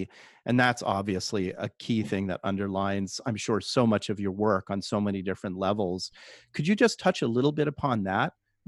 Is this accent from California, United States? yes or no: yes; Palo Alto, California, United States; I'm from Palo Alto. I know what Silicon Valley is like.